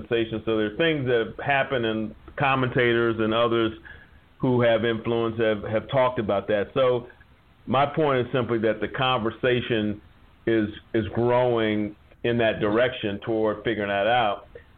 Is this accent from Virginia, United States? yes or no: no; Wichita, Kansas, United States; I was born in Wichita, Kansas